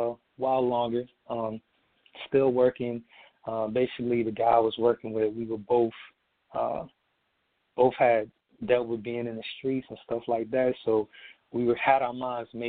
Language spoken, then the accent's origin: English; Emporia, Virginia, United States; also born or lived in Norfolk, Virginia; We ended up moving from Norfolk to my hometown, which is my hometown is Emporia, Virginia, small little town.